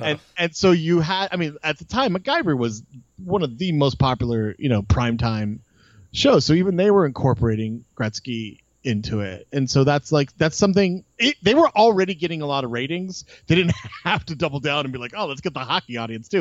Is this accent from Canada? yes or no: no; Los Angeles, California, United States; I grew up in um in Los Angeles, uh, like, like up Beverly Glen, like kind of between Sherman Oaks, Bel Air area